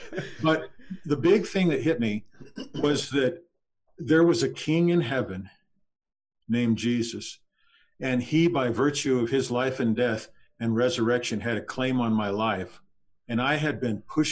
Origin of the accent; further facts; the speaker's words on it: Texas, United States; moved away; also born or lived in Southern California; we lived in Texas. I was born in Texas. We lived there for a while, and then in Southern California